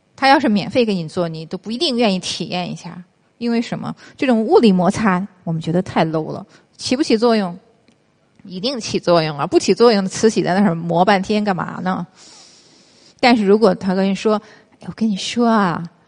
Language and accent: Chinese; China; 我是中国人嘛